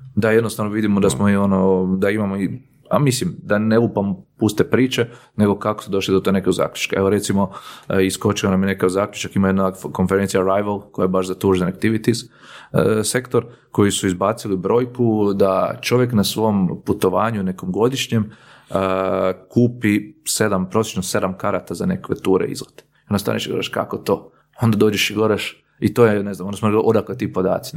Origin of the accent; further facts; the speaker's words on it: Croatia; kod nas u Hrvatskoj